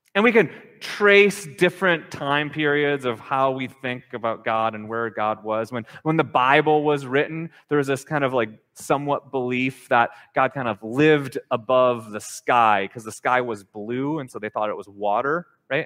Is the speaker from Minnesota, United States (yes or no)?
yes; Minnesota, United States; now in Hawaii, United States; growing up in Minnesota